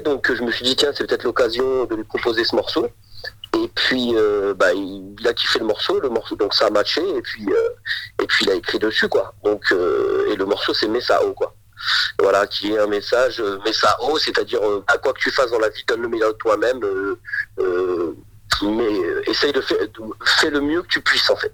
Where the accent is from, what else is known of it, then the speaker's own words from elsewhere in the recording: Auxerre, Bourgogne-Franche-Comté, France; on, a toujours grandi ici, on a toujours été, on vient de, de, Bourgogne